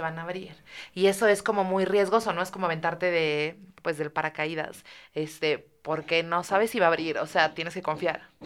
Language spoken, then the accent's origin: Spanish; Mexico; como mexicanos